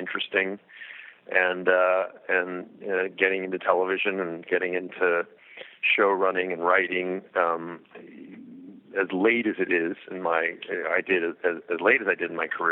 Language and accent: English; Los Angeles, California, United States; I grew up in Los Angeles, and my family was in the music end of the business